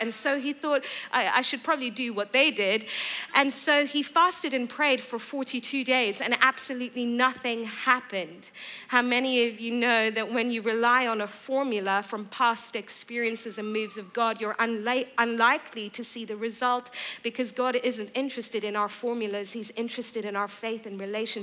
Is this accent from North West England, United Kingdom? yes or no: no; just south of London, South East England, United Kingdom; moved away as an adult; also born or lived in Iran / Bedford / Durban, South Africa / California; now in Boston, United States; And when I was 5, we moved from Iran as a family to the UK. I grew up just south of London